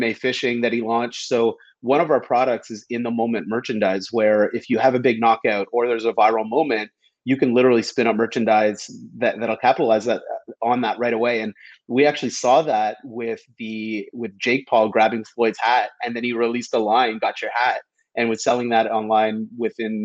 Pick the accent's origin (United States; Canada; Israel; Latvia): Canada; I'm Canadian. I grew up playing hockey my entire life